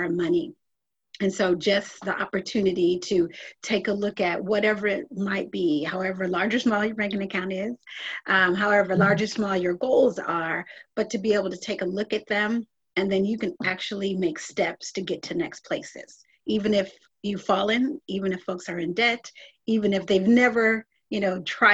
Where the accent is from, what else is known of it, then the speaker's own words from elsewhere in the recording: Milwaukee, Wisconsin, United States; now in Manhattan Beach, United States; I hail from Milwaukee, Wisconsin, and so I am a Midwest girl through and through